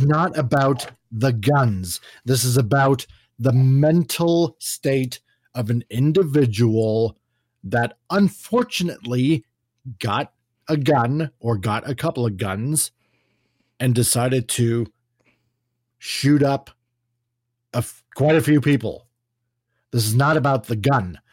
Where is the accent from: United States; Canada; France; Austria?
Canada; my perspective as a Canadian looking at America, but also our experiences up here in Canada where we do have gun control